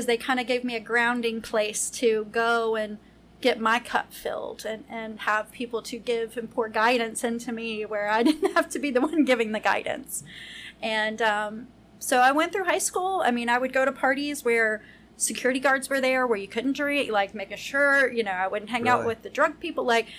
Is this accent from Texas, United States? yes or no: no; Lexington, Kentucky, United States; I'm from Lexington.